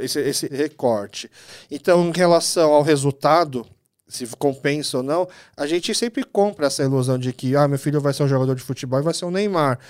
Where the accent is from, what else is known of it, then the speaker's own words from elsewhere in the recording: Brazil; Eu sou filho de imigrantes coreanos, nasci aqui no Brasil